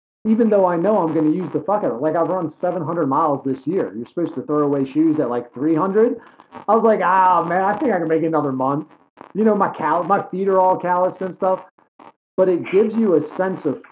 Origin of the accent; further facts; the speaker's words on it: New York City, New York, United States; now in Delaware, United States; I grew up in New York City